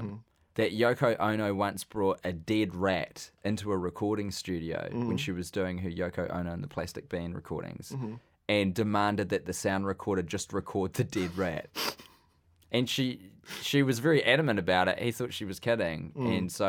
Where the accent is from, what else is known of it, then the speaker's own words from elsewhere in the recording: Wellington, New Zealand; Oh, originally because I grew up in Wellington. Mm-hmm. I did all my high schooling there. My brother lived in Wellington.